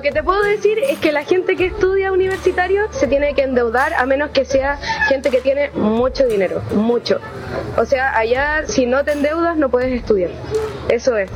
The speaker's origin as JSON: {"language": "Spanish", "country": "Chile", "moved": "yes", "lives_now": "Argentina", "said": "los estudiantes chilenos"}